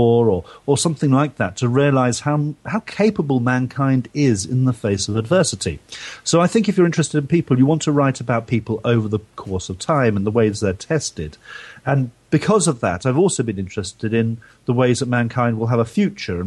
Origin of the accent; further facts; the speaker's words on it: London, United Kingdom; moved away as an adult; now in Devon, United Kingdom; I grew up in south of London before that.